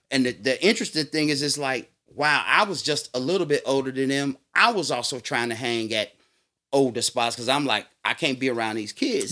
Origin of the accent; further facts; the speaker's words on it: Chicago, Illinois, United States; also born or lived in South Shore, Chicago; now in Netherlands; I grew up in Beverly, but I also spent time in South Shore.